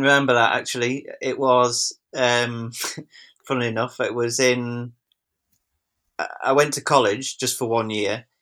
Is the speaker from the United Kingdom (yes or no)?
yes; Wigan, North West England, United Kingdom; now in Macclesfield, United Kingdom; I'm from Wigan, but we live here